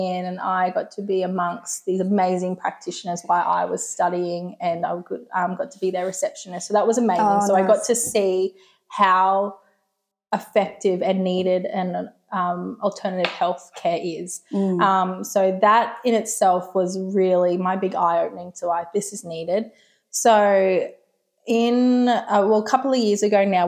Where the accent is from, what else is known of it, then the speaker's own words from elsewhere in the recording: Delaneys Creek, Queensland, Australia; now in Woodford, Australia; I grew up in Delaney's Creek with my parents there. So nice. Always been local.